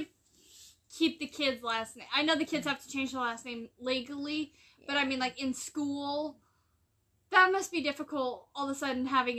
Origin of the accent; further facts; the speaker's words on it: United States; I can say this because I'm an American